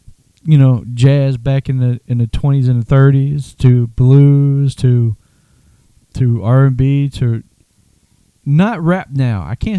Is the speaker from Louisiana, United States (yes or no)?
yes; New Orleans, Louisiana, United States; born or raised there